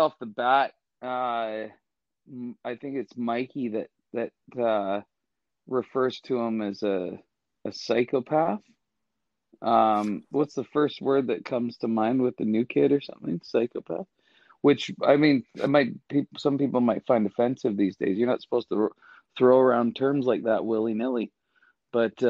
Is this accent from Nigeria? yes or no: no; Canada; I'm a Canadian. I grew up in Canada